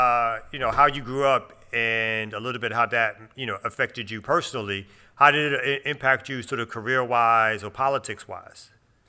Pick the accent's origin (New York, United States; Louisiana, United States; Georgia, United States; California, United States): New York, United States; New York City; I'm from Brooklyn, son.